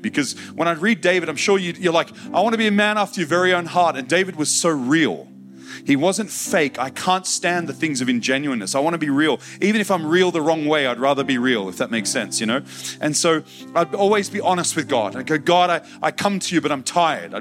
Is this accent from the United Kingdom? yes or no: no; Australia; I'm just an Aussie guy